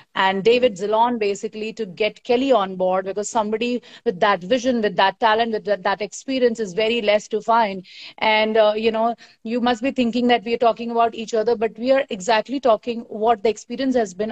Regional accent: Bihar, India; I come from Bihar

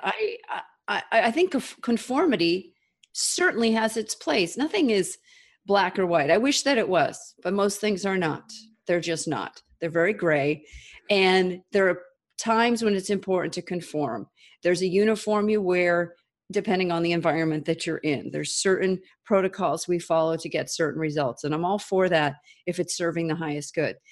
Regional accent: United States; an American who lived in the United States of America, I was born here

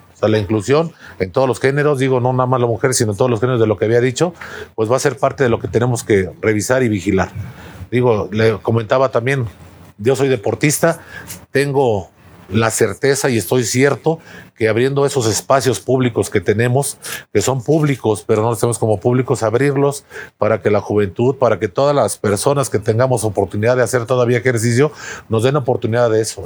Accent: Cuernavaca, Morelos, Mexico; mi primaria, secundaria, prepa, universidad la tuve aquí en, aquí en Morelos. Entonces soy parte pues de esta, de esta gran ciudad, Cuernavaca

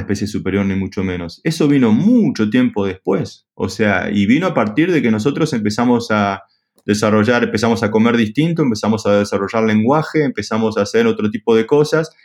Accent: Argentina; soy argentino

